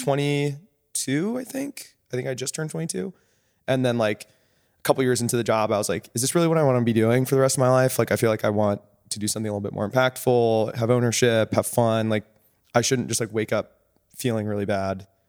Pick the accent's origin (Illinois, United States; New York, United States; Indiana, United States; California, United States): California, United States; Orange County; moved away as an adult; also born or lived in Williams College, Massachusetts / San Francisco; I grew up in Orange County